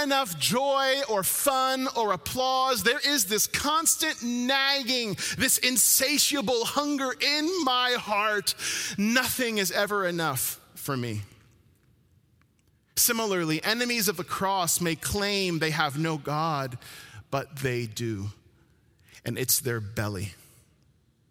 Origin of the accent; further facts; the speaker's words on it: New Jersey, United States; moved away; I'm from New Jersey, born and raised